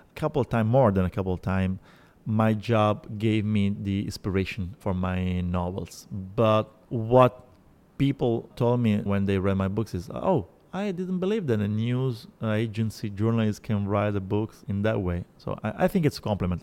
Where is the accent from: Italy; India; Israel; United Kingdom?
Italy; Sicily; English is a second language; now in Rome, Italy; I'm not from Rome. I am from, from Sicily